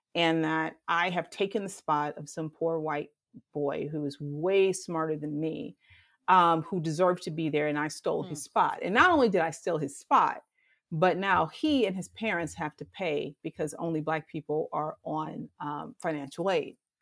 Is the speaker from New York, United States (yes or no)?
no; Detroit, Michigan, United States; moved away as an adult; now in Chicago, United States; I'm from Detroit, and I grew up in Detroit in the '70s and '80s